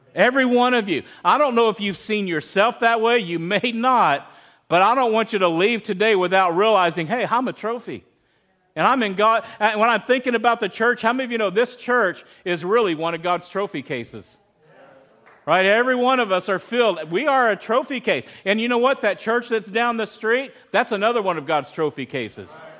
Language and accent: English; Midland, Texas, United States; I grew up in Texas